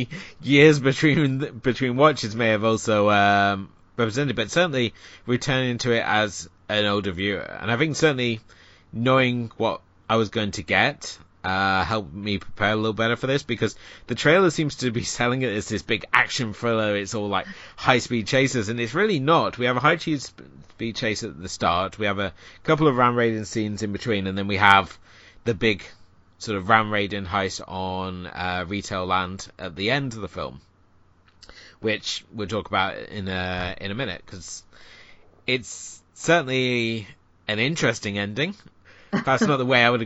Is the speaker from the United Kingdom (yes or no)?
yes; United Kingdom; being a Brit